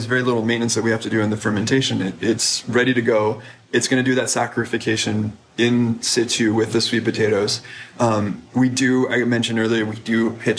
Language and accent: English; United States; as an American